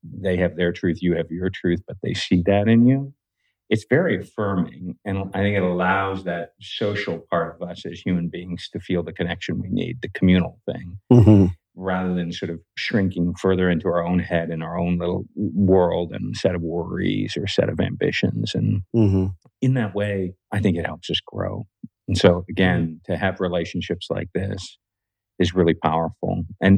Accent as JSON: {"language": "English", "town": "New Delhi", "region": "Delhi", "country": "India", "tie": "born there", "said": "Well, I was born in India. So I was born in New Delhi, India. I'm the second oldest of six in my primary family."}